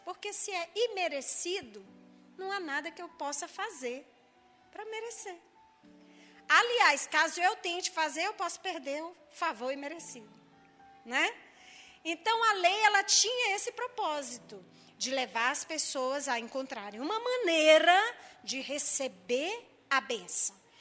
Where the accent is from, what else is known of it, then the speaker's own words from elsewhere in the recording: Maranhão, Brazil; eu sou maranhense